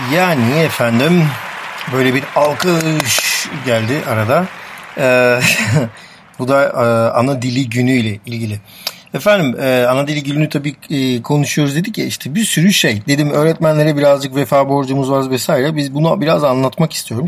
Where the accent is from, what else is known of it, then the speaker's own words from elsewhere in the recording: Turkey; first language Armenian; Turkish is a second language; Böyle bir ortamda e, yetiştik